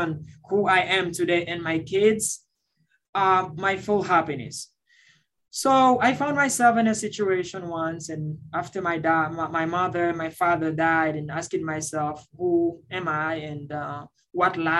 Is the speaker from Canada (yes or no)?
no; Centre, Haiti; moved away; also born or lived in Dominican Republic; I was born in Haiti and raised in the Dominican Republic. And I lost my parents at the age of 8. Living in the central part of Haiti